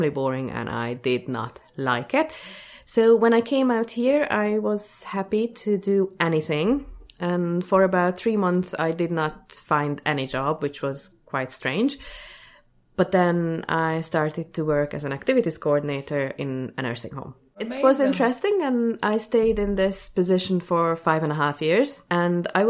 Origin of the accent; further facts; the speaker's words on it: Hungary; moved away as an adult; now in Dublin, Ireland; I'm from Hungary. I have lived in Ireland more than 11 years now, so yeah, quite a bit. Grew up in a small